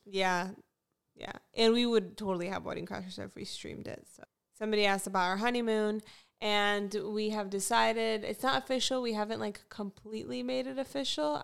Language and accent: English; Fort Lauderdale, Florida, United States; moved away; I actually am from Fort Lauderdale, Florida. So I originally grew up in South Florida.